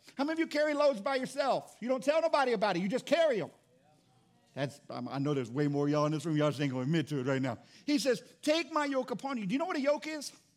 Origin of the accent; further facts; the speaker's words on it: Fort Walton Beach, Florida, United States; moved away; also born or lived in New Orleans; I grew up in Florida. I grew up in Fort Walton Beach, Destin area